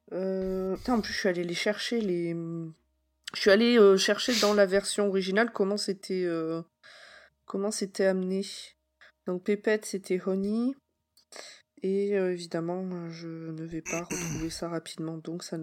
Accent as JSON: {"language": "French", "country": "France", "said": "Moi, je suis pas parti me planquer dans un autre pays"}